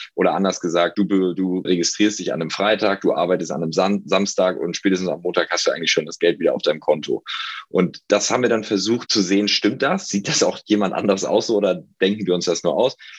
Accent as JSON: {"language": "German", "region": "Hamburg", "country": "Germany", "also_born_or_lived": "Passau", "moved": "as an adult", "lives_now": "Berlin, Germany", "said": "Ich komme aus Hamburg, ähm, bin inzwischen in Berlin"}